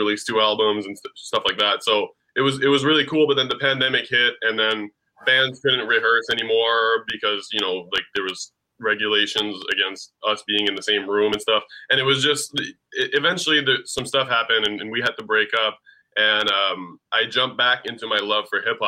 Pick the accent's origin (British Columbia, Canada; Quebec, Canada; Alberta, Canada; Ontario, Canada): Ontario, Canada; Ottawa; I'm from Ottawa